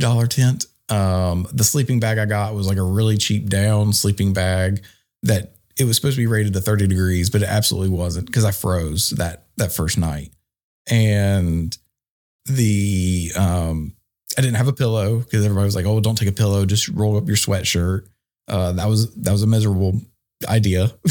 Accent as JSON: {"language": "English", "town": "Archdale", "region": "North Carolina", "country": "United States", "said": "I'm from Archdale, North Carolina"}